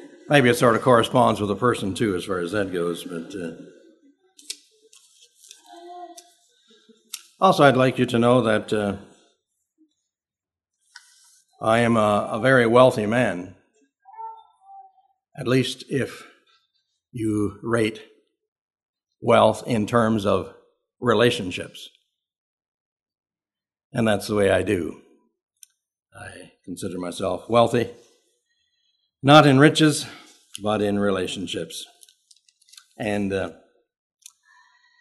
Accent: southern Ontario, Canada; I'm from Canada

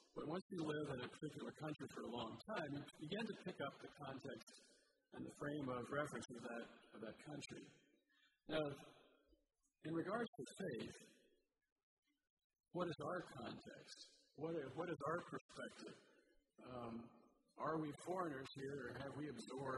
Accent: United States; also born or lived in Guatemala

